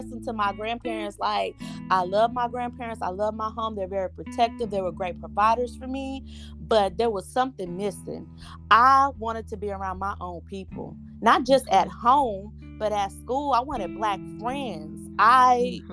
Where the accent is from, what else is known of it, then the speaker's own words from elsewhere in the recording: Rockport, Texas, United States; I grew up in Rockport, Texas.